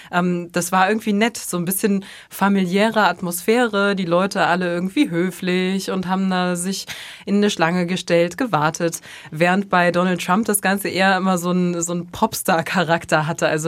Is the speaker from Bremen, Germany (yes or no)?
yes; Bremen, Germany; aber für mich als, als Bremerin sozusagen ist